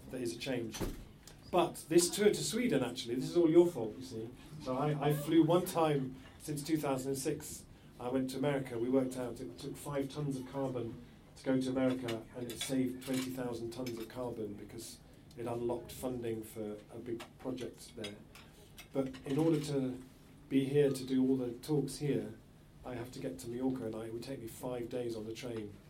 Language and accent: English; England, United Kingdom